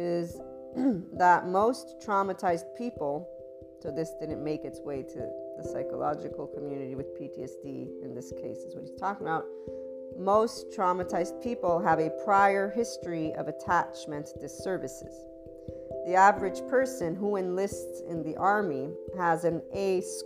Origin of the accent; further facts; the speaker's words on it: United States; I am American